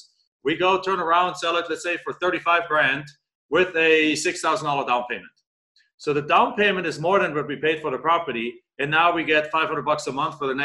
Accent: Germany; moved away as an adult; now in Phoenix, United States; I'm in Phoenix, Arizona. I've been there for 22 years, originally from Germany

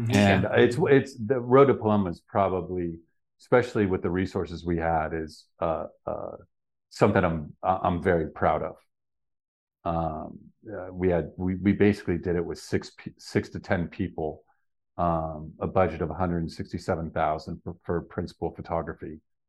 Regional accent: Lake Tahoe, United States; We're both from Lake Tahoe, and that's what all our friends did.

